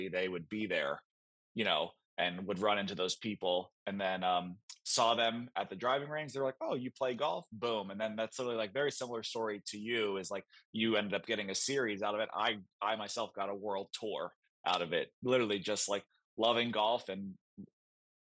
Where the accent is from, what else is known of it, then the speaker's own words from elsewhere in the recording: North Carolina, United States; I grew up in North Carolina.